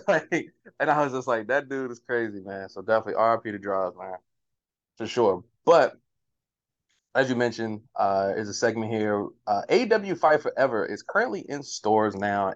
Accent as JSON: {"language": "English", "town": "Baltimore", "region": "Maryland", "country": "United States", "said": "we're from the same city. We're from Baltimore"}